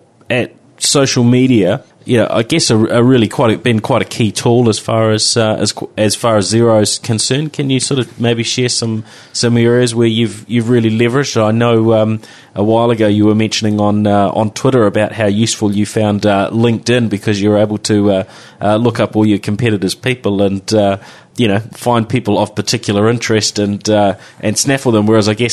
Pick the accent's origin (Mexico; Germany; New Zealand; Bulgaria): New Zealand; Yeah, it is a lot of fun, I guess being a Kiwi, getting, going offshore and so on.